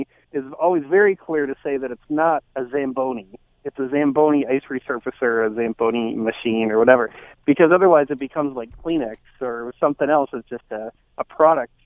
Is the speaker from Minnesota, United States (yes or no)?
yes; Minnesota, United States; I'm from Minnesota. I'm here in Minnesota